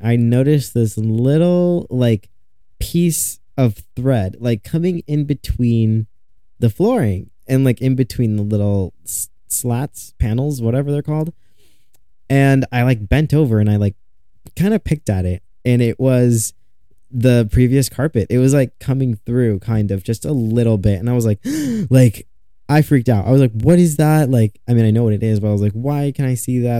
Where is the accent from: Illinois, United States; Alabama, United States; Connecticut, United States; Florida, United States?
Illinois, United States; Chicago area; I'm still in my hometown. I want to move downtown Chicago. It's not far, but I am still in my hometown.